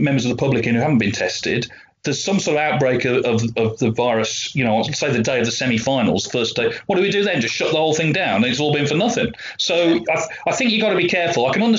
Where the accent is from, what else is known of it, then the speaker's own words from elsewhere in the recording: South West England, United Kingdom; I grew up in Cornwall, so the highlight of the calendar was undoubtedly the Regal Cornish